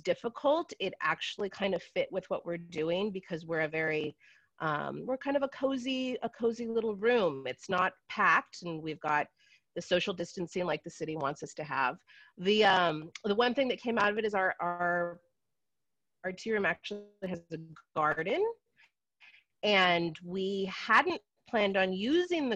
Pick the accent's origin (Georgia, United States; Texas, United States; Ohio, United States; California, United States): California, United States; San Francisco; now in Brooklyn, United States; I'm actually from San Francisco, California originally, but I have been in Brooklyn for 20 years